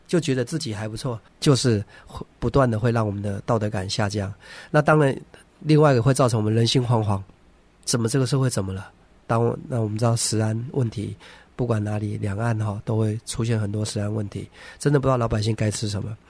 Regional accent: Taiwan; 我小的时候嗯，呃，在，就是在台湾，我那个，那个年代，就是我是一九七三年出生的嘛

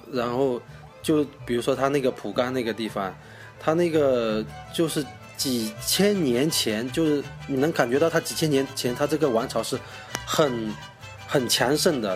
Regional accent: Zhejiang, China; moved away as an adult; now in Nanning, China; 我是一个浙江人，嗯。然后呢，现在在南宁工作

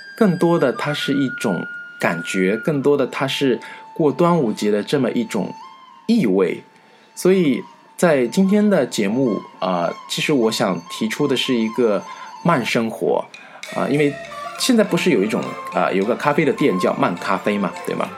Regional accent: near Jiaxing, Zhejiang, China; 我们家乡，啊，就是靠近嘉兴嘛。 大家知道是浙江的嘉兴

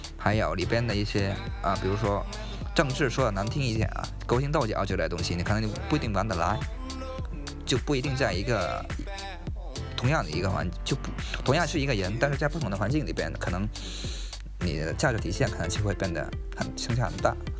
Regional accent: China; 我们中国人

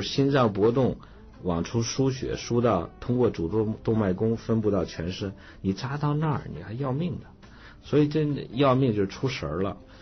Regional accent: Datong, Shanxi, China; moved away; 我小时候，我老家这个大同还比较冷

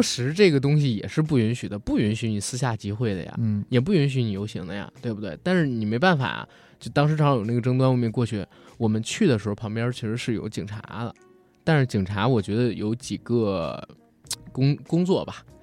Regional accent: China; 我是一个中国人

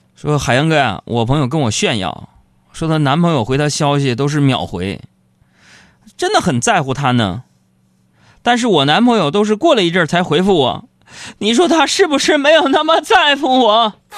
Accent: Northeast China, China; 我是个东北人

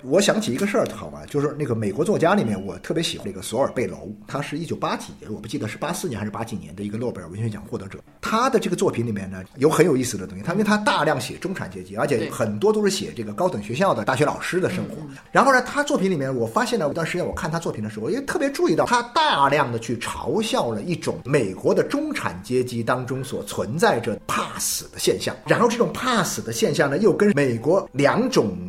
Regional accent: China; 我们中国人很多时候很难理解的

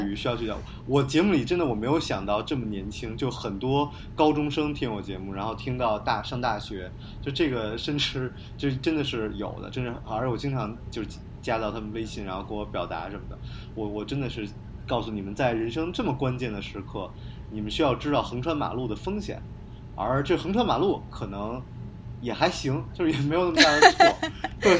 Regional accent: China; 我们中国人就要做

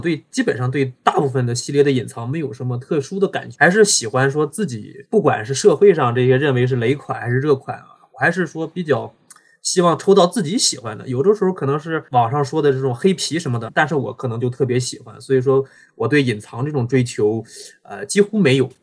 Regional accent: Dalian, Liaoning, China; 我是大连人，现在生活在大连

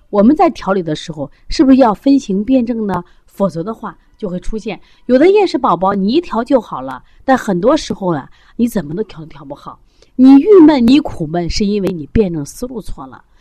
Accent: China; 我们中国人的骄傲

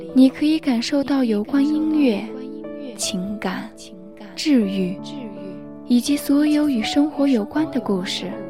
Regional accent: China; 我们是中国人，我们是屹立在世界东方的中国人

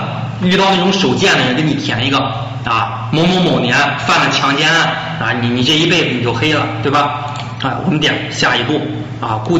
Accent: Zhangjiakou, Hebei, China; born there; 出生地啊，我是出生于河北，一九九零年五月出生，出生在河北省张家口市桥东区啊。

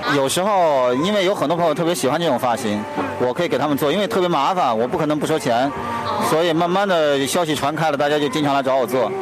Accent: Kunming, Yunnan, China; now in Beijing, China; 我是云南人。云南人。啊，昆明人。呃，反正也自，也是，也是在北京好多年了

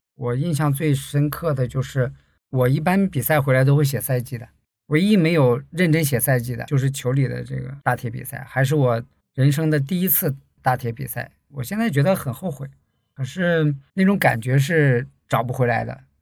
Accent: Heilongjiang, China; moved away as an adult; now in Guangzhou, China; 我呢是出生在黑龙江，大学毕业后就到广州工作了，主要从事内部审计的工作

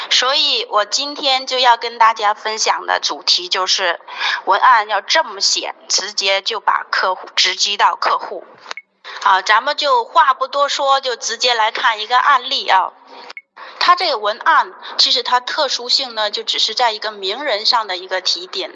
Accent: Northeast China, China; now in Guangdong, China; 我是一个东北人，现在在广东生活， 在广东生活

